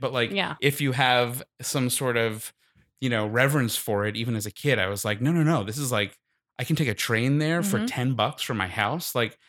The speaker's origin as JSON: {"language": "English", "town": "Long Island", "region": "New York", "country": "United States", "said": "I'm so from Long Island, so Jewish."}